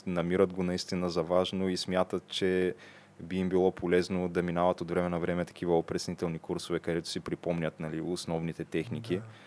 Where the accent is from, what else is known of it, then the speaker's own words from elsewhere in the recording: Targovishte, Targovishte Province, Bulgaria; now in Sofia, Bulgaria; родния ми град Търговище